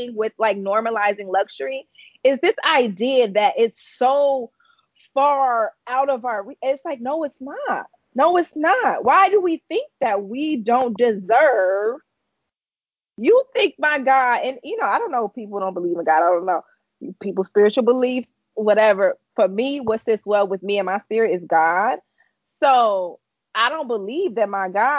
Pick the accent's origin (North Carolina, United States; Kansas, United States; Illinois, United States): Illinois, United States; Chicago; moved away as an adult; now in Connecticut, United States; I'm originally from Chicago, born and raised